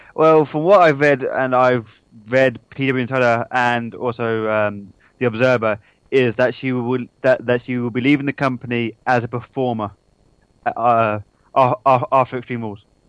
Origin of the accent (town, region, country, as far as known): United Kingdom